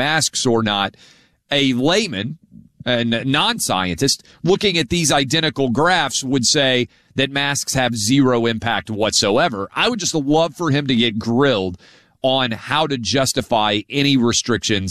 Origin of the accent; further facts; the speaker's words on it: Nashville, Tennessee, United States; my hometown of Nashville